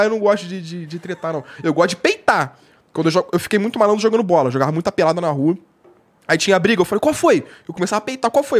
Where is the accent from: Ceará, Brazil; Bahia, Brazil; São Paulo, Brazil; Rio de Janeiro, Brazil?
Rio de Janeiro, Brazil; eu sou carioca